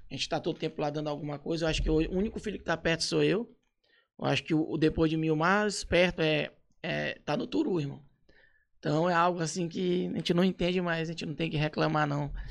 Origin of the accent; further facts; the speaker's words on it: São Luís, Maranhão, Brazil; born there; nasci em São